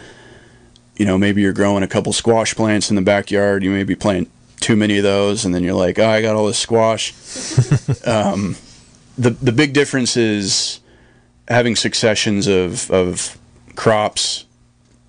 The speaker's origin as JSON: {"language": "English", "town": "Ukiah", "region": "California", "country": "United States", "tie": "born or raised there", "also_born_or_lived": "Lake County, California", "said": "I grew up in Ukiah, you know, in town."}